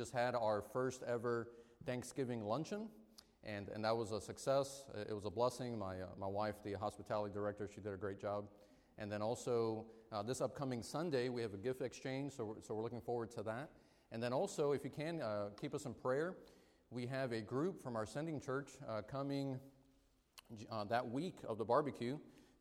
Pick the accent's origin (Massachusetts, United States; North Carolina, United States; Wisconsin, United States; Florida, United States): Florida, United States; Miami; My wife and I, we were raised in Miami